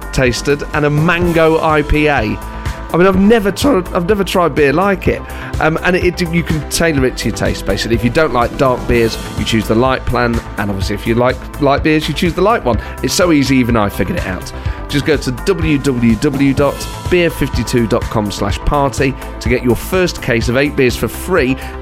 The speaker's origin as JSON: {"language": "English", "town": "Nottingham", "region": "East Midlands", "country": "United Kingdom", "accent": "Nottingham", "said": "my Nottingham accent"}